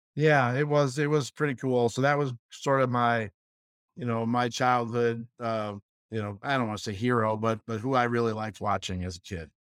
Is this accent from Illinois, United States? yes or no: yes; Chicago, Illinois, United States; moved away; we grew up in Chicago